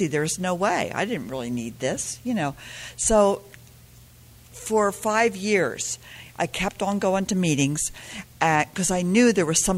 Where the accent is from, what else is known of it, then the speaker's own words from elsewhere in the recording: Pennsylvania, United States; I grew up in Pennsylvania